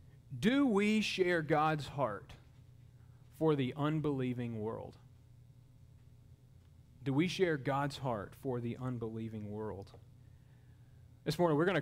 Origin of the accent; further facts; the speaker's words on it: Mobile, Alabama, United States; in downtown Mobile, Alabama, my hometown.